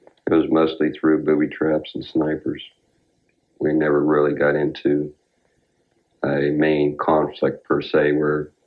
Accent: Pennsylvania, United States; I was from Pennsylvania.

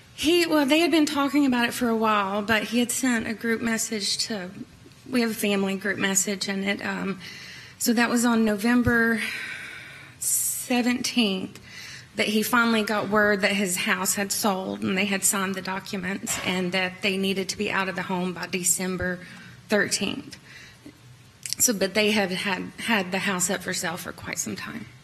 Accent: Kingsport, Tennessee, United States; moved away as an adult; also born or lived in upstate New York; now in New York, United States; I'm from Kingsport, Tennessee. Um, born and raised.

